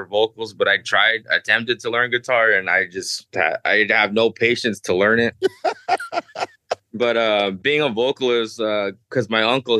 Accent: Gila River Indian Reservation, Arizona, United States; I'm from the Hilly River Reservation in Arizona

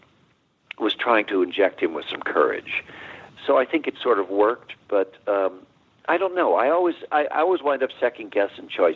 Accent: Chicago, Illinois, United States; I'm a Chicago boy. I was born and raised in Chicago

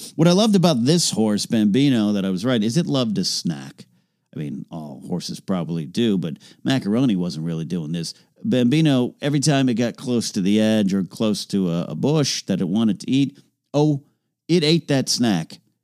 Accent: San Luis Obispo, California, United States; moved away as an adult; now in Los Angeles, United States; this place called Madonna Inn in my hometown

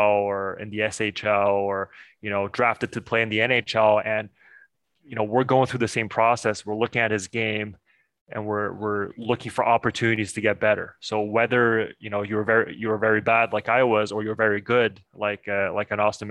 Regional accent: Montreal, Quebec, Canada; also born or lived in China; We moved to Canada when I was 6 years old. So I was born in China. And then when I got to Montreal

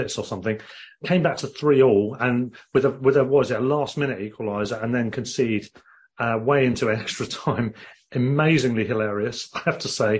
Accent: Glasgow, Scotland, United Kingdom; and I'm Glaswegian. I mean, that really does sound like a foreign language if you get a strong accent on that one.

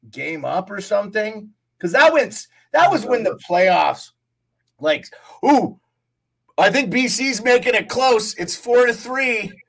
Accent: Montana, United States; a kid growing up in Montana. My family from that area.

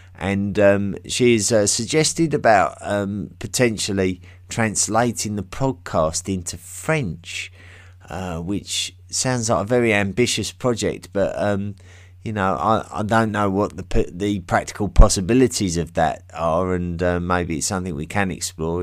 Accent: England, United Kingdom; accent: English; my English accent

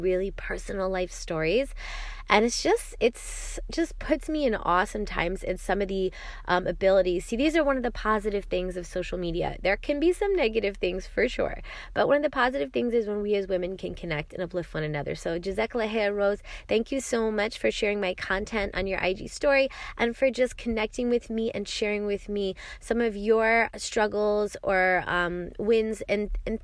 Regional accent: New York, United States; I'm from New York

